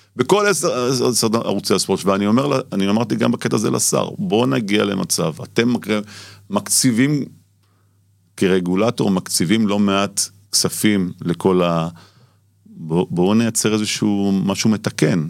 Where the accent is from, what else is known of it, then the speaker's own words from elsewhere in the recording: Tel Aviv, Tel Aviv District, Israel; אני גדלתי בשכונות התקווה